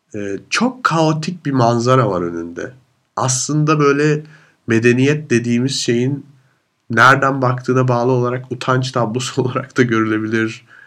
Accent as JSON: {"language": "Turkish", "country": "Turkey", "moved": "yes", "lives_now": "Vienna, Austria", "said": "benim de Türk olduğumu"}